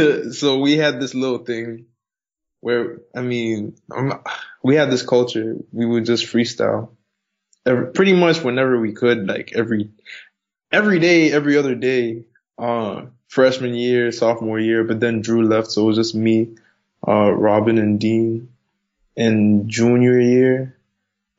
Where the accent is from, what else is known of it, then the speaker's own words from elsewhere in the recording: Zambia; now in Mozambique; I live in Mozambique, but I'm from Zambia.